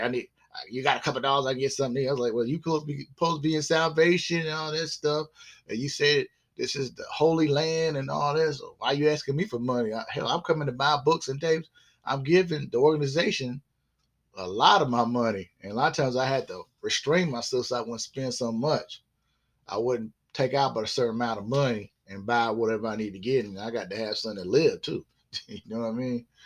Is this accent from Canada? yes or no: no; South Carolina, United States; also born or lived in Groton, Connecticut / Norfolk, Virginia; we moved from there eventually in the 70s, uh, I would say like the mid 70s to uh, South Carolina, where I still reside in South Carolina